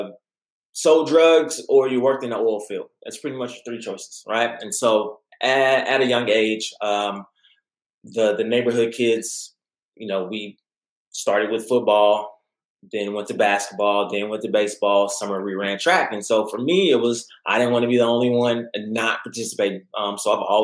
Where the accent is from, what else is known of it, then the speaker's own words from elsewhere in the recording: Midland, Texas, United States; I'm originally from Midland, Odessa area.